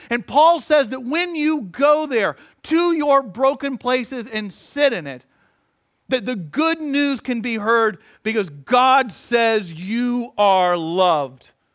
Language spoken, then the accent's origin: English; Atlanta, Georgia, United States; moved away; growing up in Atlanta